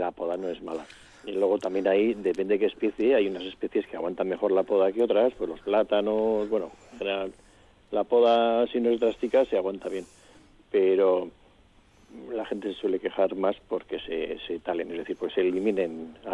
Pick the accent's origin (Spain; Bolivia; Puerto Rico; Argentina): Spain; Vitoria, Basque Country; Yo soy de Vitoria, esa es, Paco, de Vitoria toda la vida. Yo he nacido en Sancho el Sabio y en la Florida he jugado al cinto